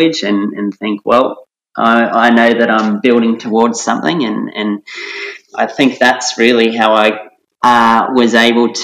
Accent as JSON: {"language": "English", "area": "Central Coast", "region": "New South Wales", "country": "Australia", "tie": "born or raised there", "said": "I was a teenager of the 90s, and growing up on the Central Coast too."}